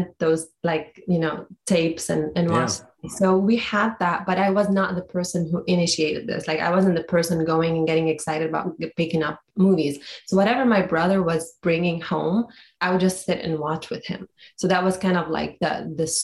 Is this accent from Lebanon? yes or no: yes; Beirut, Beirut Governorate, Lebanon; moved away; growing up in Beirut during the war